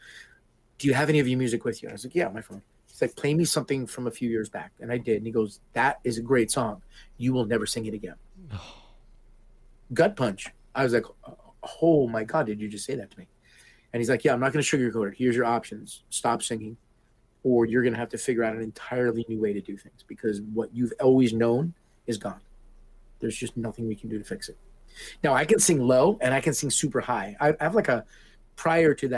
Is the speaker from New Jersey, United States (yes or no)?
yes; Hoboken, New Jersey, United States; moved away; also born or lived in Key West, Florida; I'm a Sicilian from Hoboken